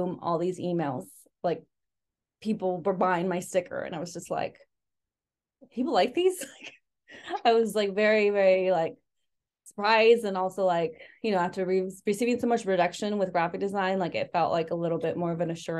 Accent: San Luis Obispo, California, United States; also born or lived in Mexico City, Mexico; I grew up in San Luis Obispo, California

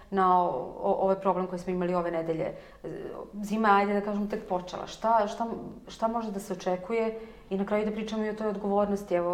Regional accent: Vojvodina, Serbia; ja sam iz Vojvodine

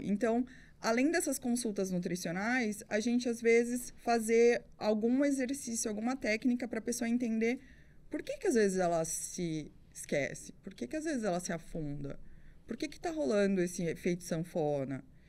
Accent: Sertãozinho, São Paulo, Brazil; also born or lived in Cafelândia; eu sou de Cafelândia, fui criada em Sertãozinho

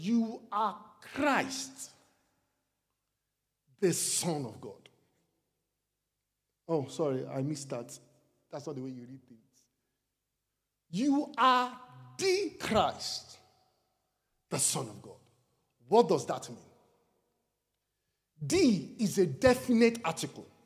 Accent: Nigeria; I am Nigerian because I come from Nigeria.

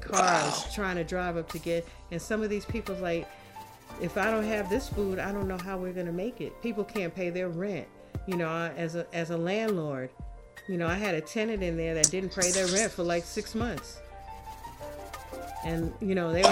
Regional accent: New York, United States; I'm a New Yorker.

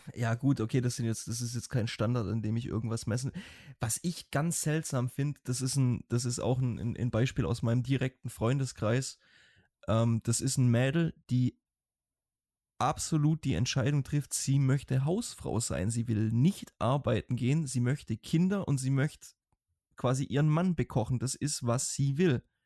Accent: Germany; now in Iceland; wir Deutschen

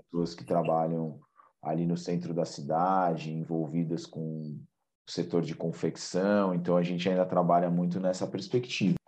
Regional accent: São Paulo, Brazil; Eu sou paulista, paulistano, minha filha e minha esposa também

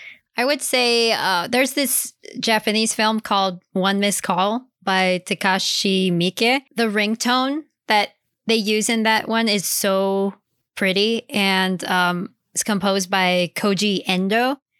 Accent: Hanau, Hesse, Germany; moved away; Since I grew up in Hanau, Germany, where the Brothers Grimm are from

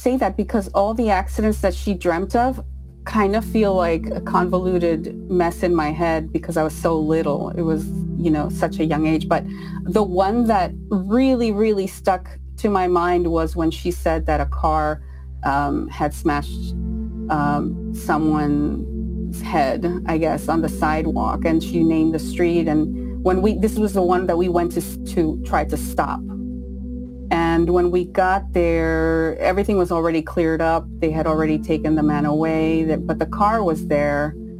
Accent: Israel; also born or lived in Peru; No, I was born in Peru, but my father had got a job in Israel, and he was trying to, you know, come out of poverty.

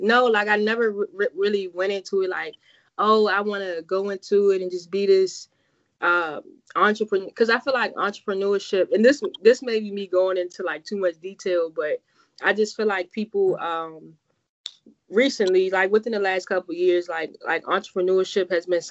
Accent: Farmville, Virginia, United States; moved away as an adult; now in Bowie, United States; Located in my hometown, Farmer, Virginia. I'm a graduate of Prince Edward County, class of 2009

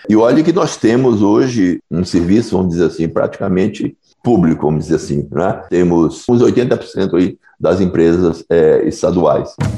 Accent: Bahia, Brazil; eu sou aqui da Bahia

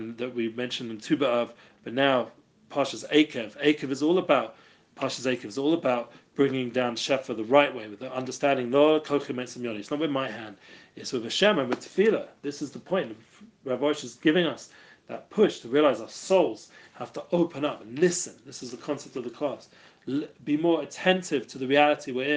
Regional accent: London, United Kingdom; moved away; I'm from England, from London

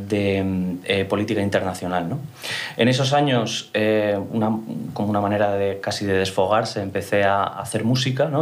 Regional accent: Mallorca, Balearic Islands, Spain; soy mallorquín orgulloso, uno de los pocos mallorquines de la industria

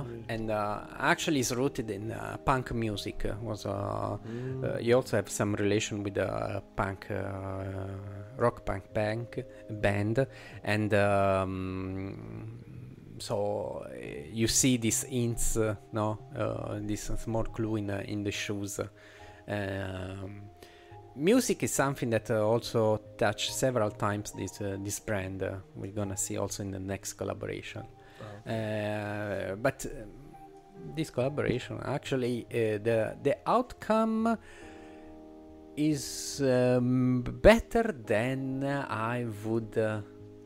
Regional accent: Italy; accent: Italian; English is a second language; my Italian accent is already strong

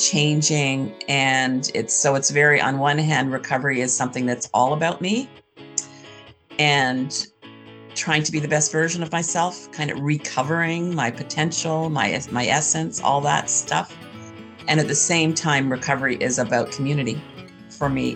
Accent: Canada; my privilege as a white cis educated, yes. And I also say Canadian.

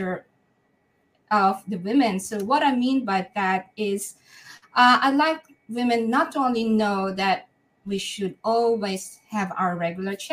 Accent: Manila, Metro Manila, Philippines; moved away as an adult; now in Perth, Australia; I was brought up in Manila

